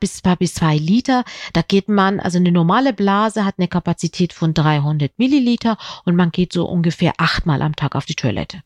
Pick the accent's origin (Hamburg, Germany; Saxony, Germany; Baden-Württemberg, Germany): Hamburg, Germany; ich komme ja aus Hamburg